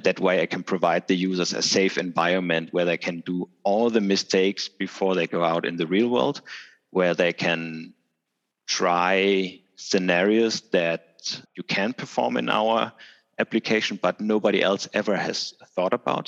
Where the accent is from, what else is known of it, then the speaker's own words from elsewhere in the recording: Denmark; I'm hailing from Denmark